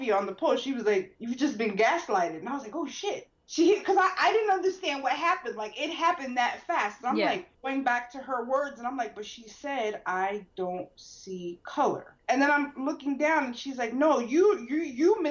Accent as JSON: {"language": "English", "town": "New York City", "region": "New York", "country": "United States", "also_born_or_lived": "Maryland", "said": "we come from the Bronx."}